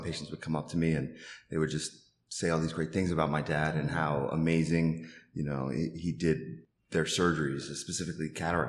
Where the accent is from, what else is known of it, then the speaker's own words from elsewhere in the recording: Long Island, New York, United States; also born or lived in Manhattan, New York / Bronx, New York; So I'm originally from Long Island, New York. I was born in Manhattan.